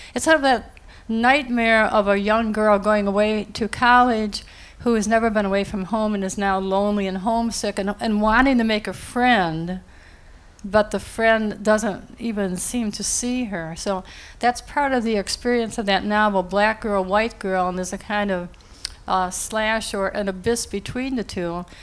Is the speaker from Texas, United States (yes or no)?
no; near Niagara Falls, New York, United States; now in Princeton, United States; I grew up near Niagara Falls, as a girl